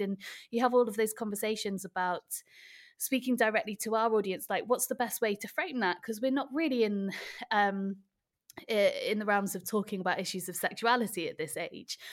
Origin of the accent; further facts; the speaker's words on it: Wales, United Kingdom; So that's the fact that I am Welsh